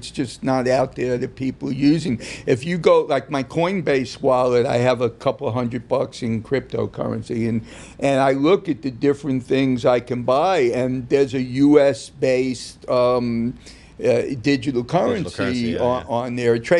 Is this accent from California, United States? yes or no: no; New York, United States; my growing up in New York